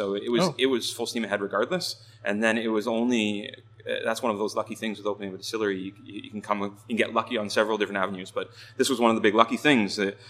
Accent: Ontario, Canada; moved away as an adult; also born or lived in Scotland; now in Vancouver, Canada; I'm originally from Ontario.

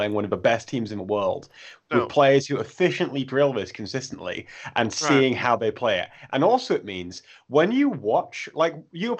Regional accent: Canada; I'm real Canadian.

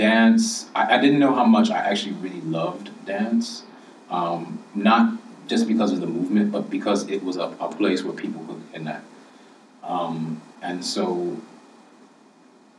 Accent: Chicago, Illinois, United States; growing up in the South Side of Chicago

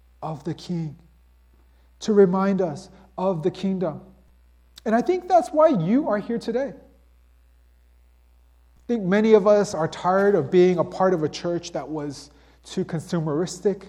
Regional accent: United States; being this American individualistic type of person

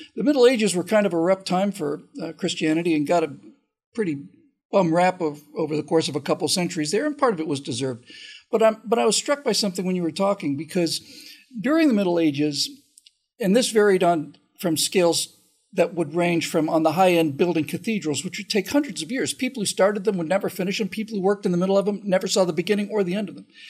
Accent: Bermuda; I grew up in Bermuda

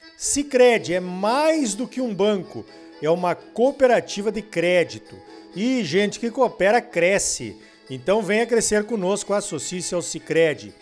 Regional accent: Passo Fundo, Rio Grande do Sul, Brazil; moved away; Embrapa Trigo, que fica lá em Passo Fundo, onde eu me criei

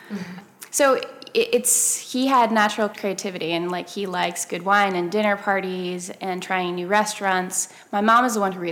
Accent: Copenhagen, Capital Region, Denmark; also born or lived in Paris, France; when I was younger, I grew up in Copenhagen and in Paris, and she taught in the international schools there.

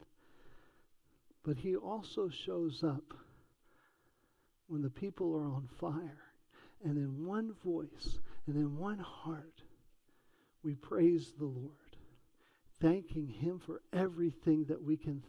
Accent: Lincoln County, North Carolina, United States; also born or lived in Charlotte; Growing up in Lincoln County with mom and dad moving there from Charlotte back in the early 80s

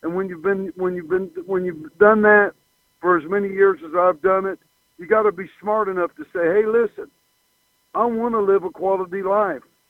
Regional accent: Chillicothe, Ohio, United States; As a young little boy growing up in Chillicothe, Ohio, and watching wrestling on television

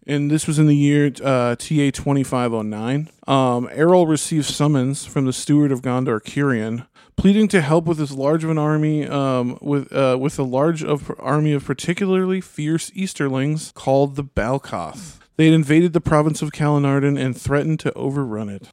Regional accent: United States; as an American

